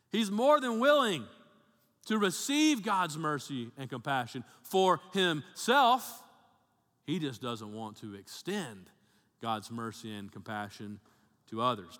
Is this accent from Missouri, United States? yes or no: no; Birmingham, Alabama, United States; also born or lived in Tennessee; my family's all from Tennessee, but I grew up in Alabama 'cause my dad was a pastor down there, and we moved down to, uh, Birmingham, uh, area when I was in, uh, third grade, eight years old.